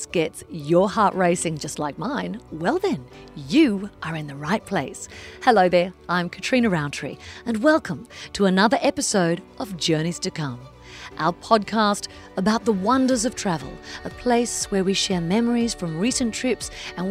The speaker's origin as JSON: {"language": "English", "town": "Sydney", "region": "New South Wales", "country": "Australia", "tie": "born or raised there", "said": "my hometown, the harbour city of Sydney"}